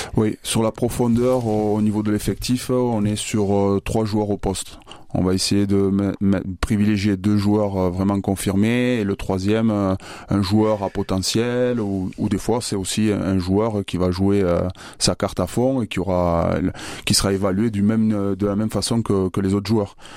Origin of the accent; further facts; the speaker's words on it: Bayonne, Nouvelle-Aquitaine, France; now in Orléans, France; je suis originaire de Bayonne, c'est là où j'ai commencé le rugby dans le Pays Basque